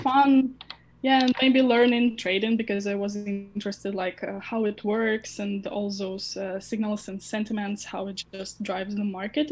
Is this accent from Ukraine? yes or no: yes; Ukraine; I was born in Ukraine and uh, I still like have my family here.